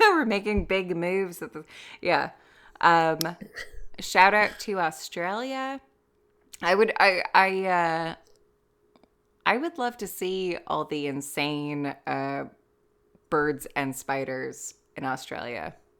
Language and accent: English; California, United States; moved away as an adult; now in Ireland; being an American living in mostly California